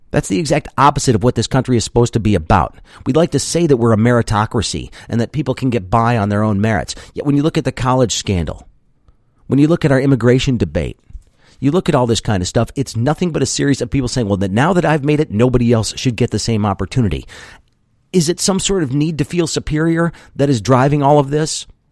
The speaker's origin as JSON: {"language": "English", "country": "United States", "said": "I'm an American"}